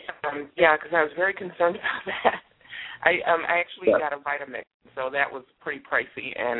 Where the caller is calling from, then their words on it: Schaumburg, Illinois, United States; I'm calling from Schaumburg, Illinois.